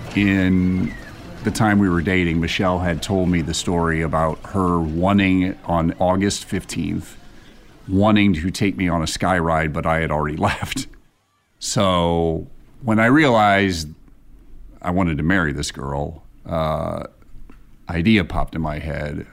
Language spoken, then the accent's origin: English; Indiana, United States; now in Columbus, United States; I grew up in Indiana.